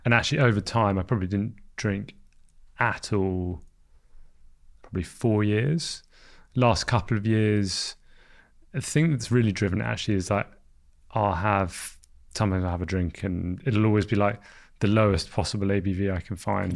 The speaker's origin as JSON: {"language": "English", "region": "London", "country": "United Kingdom", "tie": "born or raised there", "said": "So I grew up in London."}